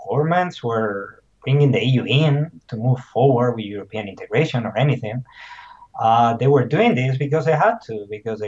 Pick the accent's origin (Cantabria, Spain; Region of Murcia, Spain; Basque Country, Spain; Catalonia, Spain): Basque Country, Spain; moved away; also born or lived in Nottingham; I'm originally from Basque Country